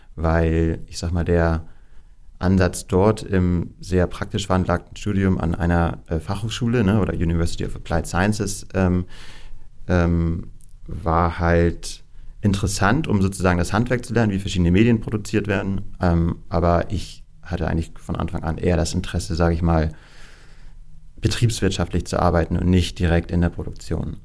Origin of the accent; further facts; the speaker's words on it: Kiel, Schleswig-Holstein, Germany; moved away as an adult; also born or lived in Amberg; now in Hamburg, Germany; Ich bin ein gebürtiger Kieler